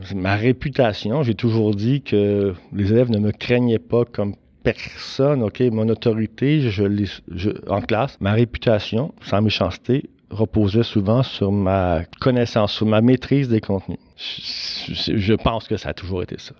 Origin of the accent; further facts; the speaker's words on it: Laval, Quebec, Canada; j'étais de Valois